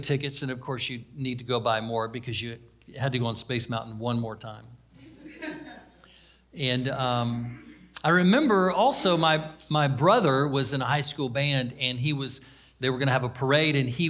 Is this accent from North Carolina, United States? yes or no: no; Daytona Beach, Florida, United States; I was raised in Daytona Beach, so we were about an hour, hour and a half from Walt Disney World